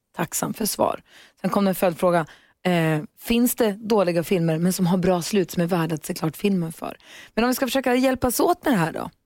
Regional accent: Luleå, Norrbotten County, Sweden; moved away; jag är ju från Luleå, det är väl samma sak. För, förr ja. så kunde man aldrig gå Storgatan fram utan att träffa kompisar, stallkompisar, skolkompisar, folk

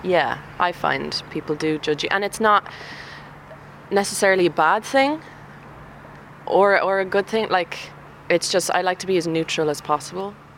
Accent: Longford, County Longford, Ireland; accent: Longford; I'm from Longford.

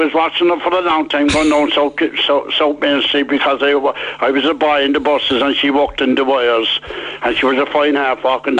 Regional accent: Cork, Munster, Ireland; I'm from Bandon Road. I'm a Loch Rovers boy.

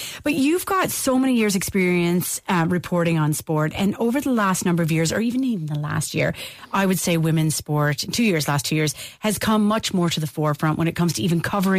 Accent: Canada; now in Ireland; Like, I'm such a Canadian

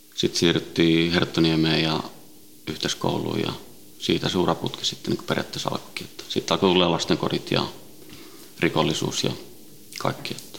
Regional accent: Helsinki, Uusimaa, Finland; also born or lived in Sweden; Ruotsin lähiössä kasvanut ja syntynyt ja, ja tota, viisivuotiaana noin tultiin Suomeen, Itä-Helsinkiin

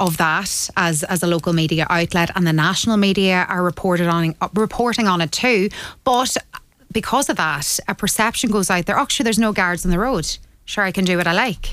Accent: County Donegal, Ireland; up in Donegal, up in like up where I'm from

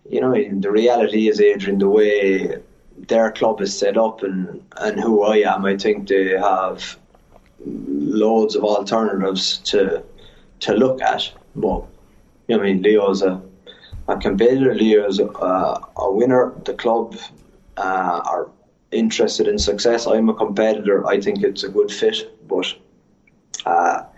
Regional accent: Cork, Munster, Ireland; moved away as an adult; now in La Rochelle, France; I grew up in Cork.

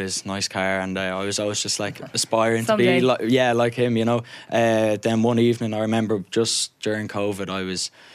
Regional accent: Curragh, County Meath, Ireland; from Curragh, also in County Meath

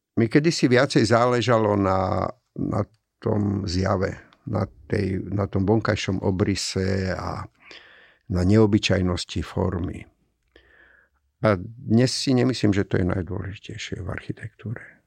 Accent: Komárno, Nitra Region, Slovakia; moved away as an adult; also born or lived in Germany; now in Bratislava, Slovakia; pochádzam z Komárna

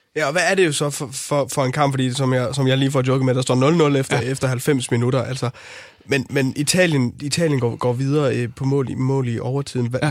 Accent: North Jutland, North Denmark Region, Denmark; min opvækst i Nordjylland

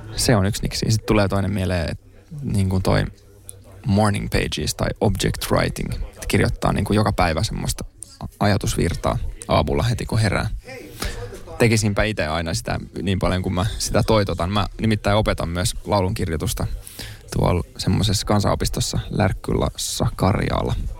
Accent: Helsinki, Uusimaa, Finland; also born or lived in Kontula, Helsinki; Mä oon itse Pohjois-Helsingistä Mosasta

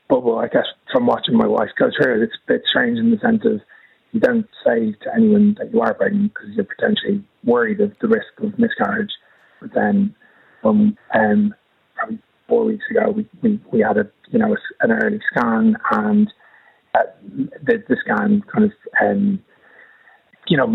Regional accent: Dublin, Leinster, Ireland; now in London, United Kingdom; We actually live in London, but I'm from Dublin originally.

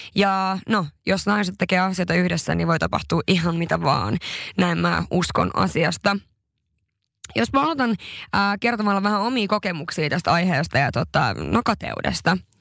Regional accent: northern Finland, Finland; mä oon pohjoisesta kotoisin, se on jotain, mistä mä oon tosi ylpeä

